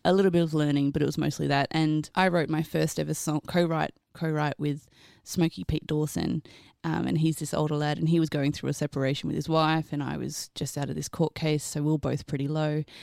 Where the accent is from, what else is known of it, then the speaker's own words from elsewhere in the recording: Australia; also born or lived in Queensland; I'm Australian.